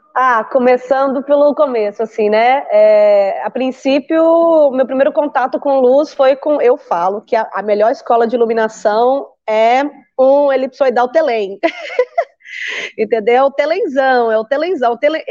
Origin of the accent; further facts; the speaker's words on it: Brazil; moved away as an adult; Essa sou eu, brasileira, atravessando continentes